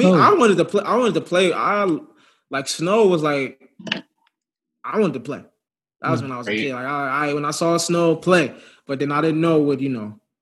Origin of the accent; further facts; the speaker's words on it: Chicago, Illinois, United States; born there; I was born in Chicago.